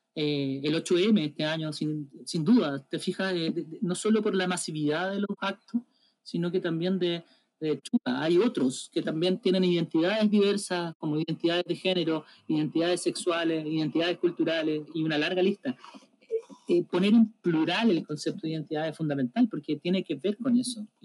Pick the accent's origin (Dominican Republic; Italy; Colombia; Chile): Chile; como nación y como chilena o chilenidad